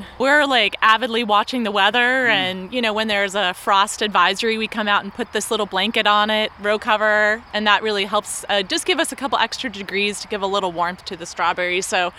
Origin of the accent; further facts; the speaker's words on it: Philadelphia, Pennsylvania, United States; now in Massachusetts, United States; I'm from Philly